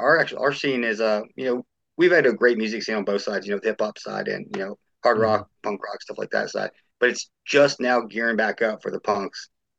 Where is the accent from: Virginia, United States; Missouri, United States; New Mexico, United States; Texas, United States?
Virginia, United States; Roanoke; also born or lived in Michigan; now in Atlanta, United States; Virginia until like 92 is where I was born, and then we came down here. So I lived in Michigan for a little while too, back in late 2000s.